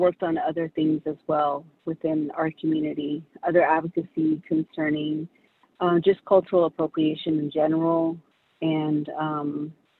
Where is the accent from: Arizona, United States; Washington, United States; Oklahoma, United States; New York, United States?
Arizona, United States; Big Mountain and Forest Lake area; also born or lived in Kansas; I'm from the Navajo Nation, an area called Big Mountain and Forest Lake area